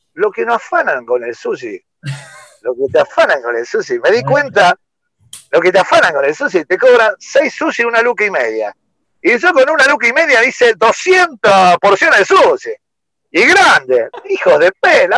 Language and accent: Spanish; Rosario, Santa Fe, Argentina; yo soy de Rosario, come gato